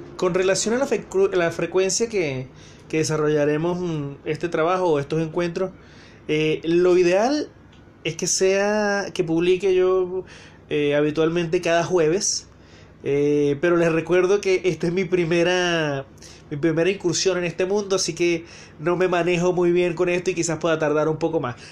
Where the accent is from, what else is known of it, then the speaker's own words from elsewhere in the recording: Venezuela; now in Santiago, Chile; soy venezolano